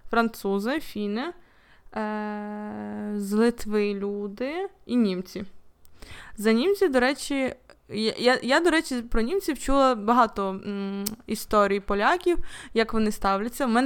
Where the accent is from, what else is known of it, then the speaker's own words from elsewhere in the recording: Volyn Oblast, Ukraine; я сама з Волині, і коли якийсь поляк чує, що я з Волині